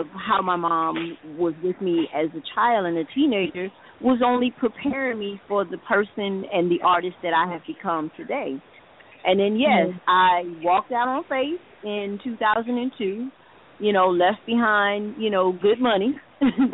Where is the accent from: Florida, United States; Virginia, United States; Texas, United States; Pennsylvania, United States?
Florida, United States; Miami; I am a Miami native, born and raised in Miami, Florida